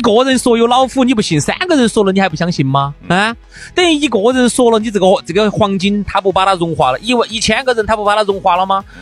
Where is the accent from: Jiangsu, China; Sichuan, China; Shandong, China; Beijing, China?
Sichuan, China; accent: Sichuan; 这是我们四川资阳的口音